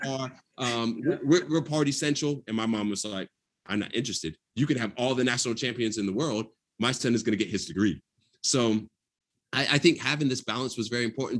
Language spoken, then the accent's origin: English; Atlanta, Georgia, United States; I'm from Atlanta